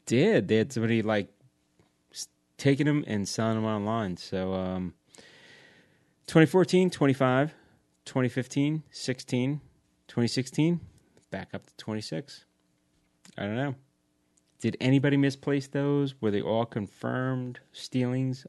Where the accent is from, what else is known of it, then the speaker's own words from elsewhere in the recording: Long Island, New York, United States; I grew up on Long Island.